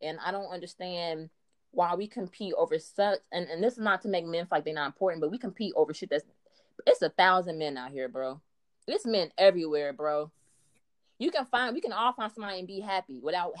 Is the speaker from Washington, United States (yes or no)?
no; Dayton, Ohio, United States; I am from Dayton, Ohio